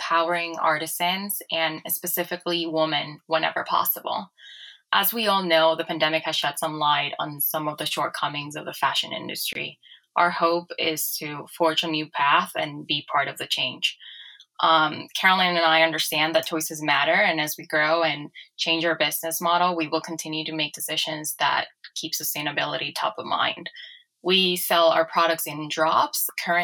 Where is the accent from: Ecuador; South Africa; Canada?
Ecuador; moved away as an adult; now in New York, United States; I was born and raised in Ecuador in the 1990s